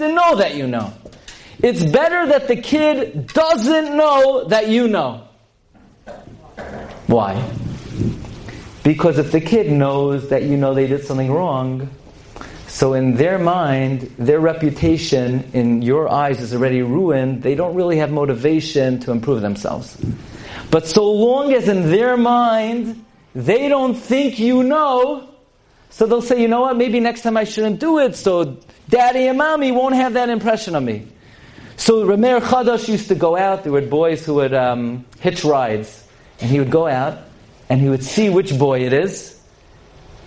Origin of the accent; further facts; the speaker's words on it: United States; I'm an American boy